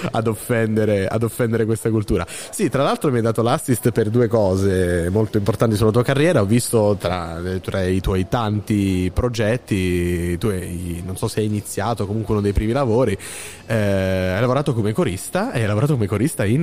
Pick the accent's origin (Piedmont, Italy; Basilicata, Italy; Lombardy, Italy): Basilicata, Italy; io sono della Basilicata, sono due terre un po' dimenticate, un po' lasciate lì così